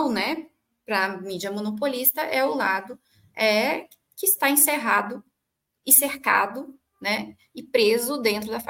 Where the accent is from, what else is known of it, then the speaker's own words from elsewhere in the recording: Brazil; E o que nós, enquanto brasileiros, enquanto outra nação e, enfim, com outros valores, com outra cultura, faremos na arena internacional em relação a isso.